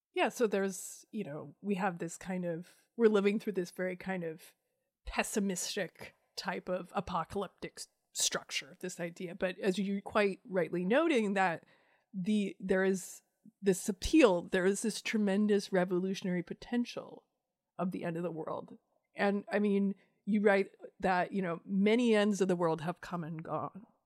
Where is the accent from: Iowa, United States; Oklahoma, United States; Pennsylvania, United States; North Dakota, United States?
Iowa, United States; I grew up in Iowa